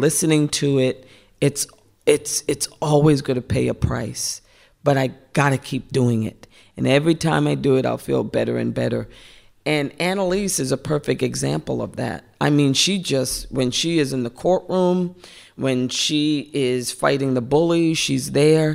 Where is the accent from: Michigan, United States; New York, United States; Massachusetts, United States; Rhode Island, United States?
Rhode Island, United States; Central Falls; growing up in Central Falls and poor